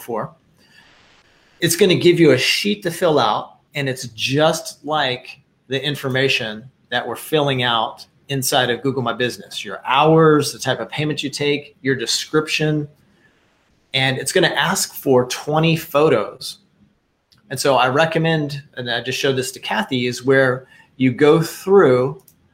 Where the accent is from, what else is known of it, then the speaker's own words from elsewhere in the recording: Wichita, Kansas, United States; I grew up in Wichita, Kansas